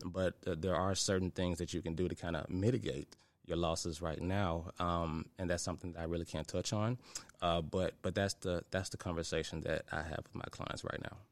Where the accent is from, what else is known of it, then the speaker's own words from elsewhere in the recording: Memphis, Tennessee, United States; I'm from Memphis, so a product of the White Haven community.